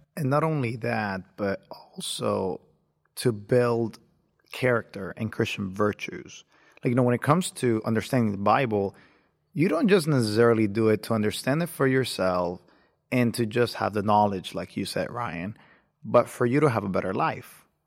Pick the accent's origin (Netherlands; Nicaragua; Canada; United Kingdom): Nicaragua; moved away as an adult; now in United States; I was born in the beautiful country of Nicaragua. Um, I came here about eight years ago